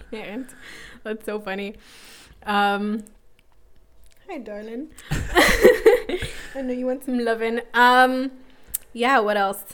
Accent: Toronto, Ontario, Canada; born and raised in North York

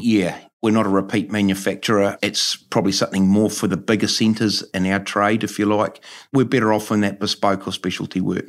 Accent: New Plymouth, Taranaki, New Zealand; Yep, born and bred on Frankley Road, actually, so haven't moved too far.

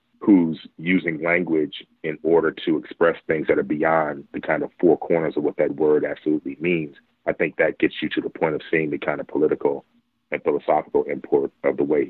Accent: Chicago, Illinois, United States; I grew up on the South Side of Chicago during the 1970s

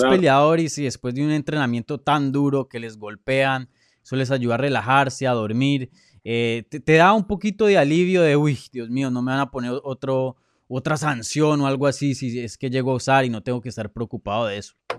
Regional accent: Colombia; yo soy colombiano

